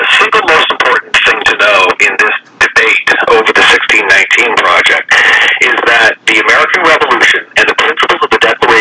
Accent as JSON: {"language": "English", "region": "Ontario", "country": "Canada", "tie": "born or raised there", "moved": "yes", "lives_now": "United States", "said": "I was born and raised in Ontario, Canada."}